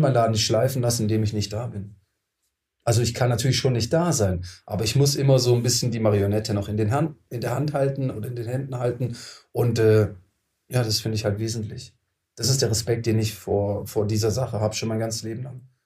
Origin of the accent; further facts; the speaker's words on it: Tübingen, Baden-Württemberg, Germany; Ich komme aus Tübingen